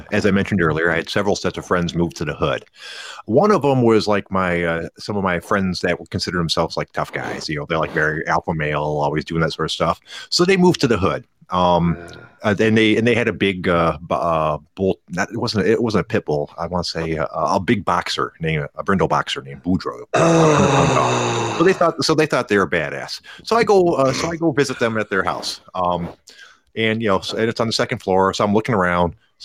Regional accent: near Pontiac, Michigan, United States; I grew up near Pontiac

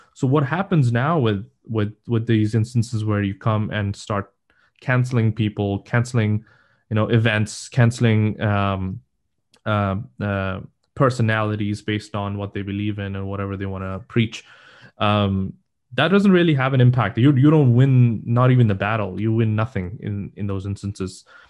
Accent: Pakistan; now in United States; I am from Pakistan

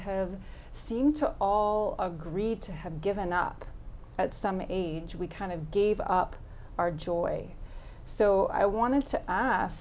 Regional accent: New York City, New York, United States; I grew up in Brooklyn, New York

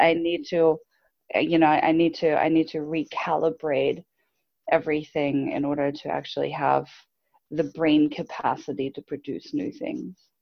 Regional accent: Germany; moved away as an adult; I grew up in Germany. So for anyone listening, I grew up in Germany

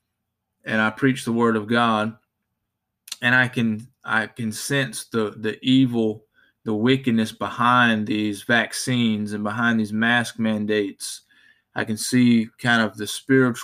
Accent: Spartanburg, South Carolina, United States; I'm from Spartanburg, South Carolina

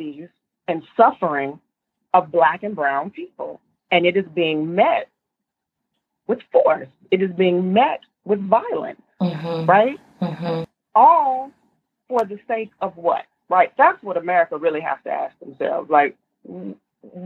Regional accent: Tulsa, Oklahoma, United States; moved away as an adult; now in Seattle, United States; I'm from Oklahoma, I say that proudly

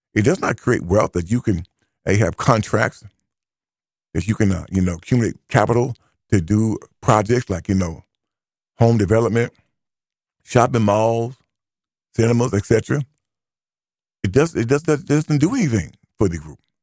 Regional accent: United States; I am an American

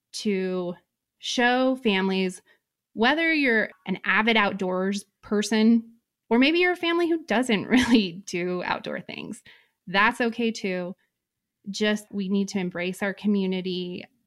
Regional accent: Reno, Nevada, United States; moved away as an adult; I am from Reno, Nevada, born and raised

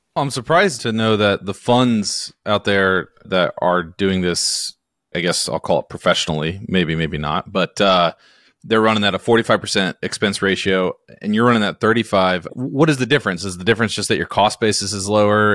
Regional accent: Hickory, North Carolina, United States; I'm from Hickory, North Carolina

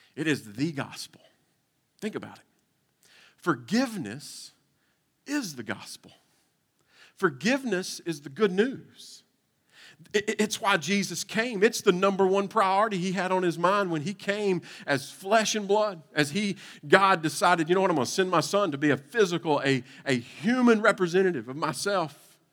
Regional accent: Eastern Kentucky, United States; moved away as an adult; also born or lived in Nashville, Tennessee; I was uh, born and raised in Kentucky

